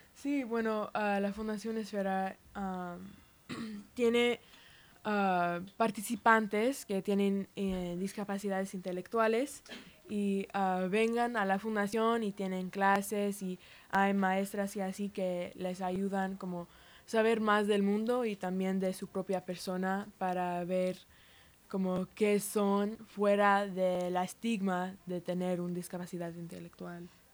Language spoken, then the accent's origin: Spanish; United States; Spanish is a second language; somos de los Estados Unidos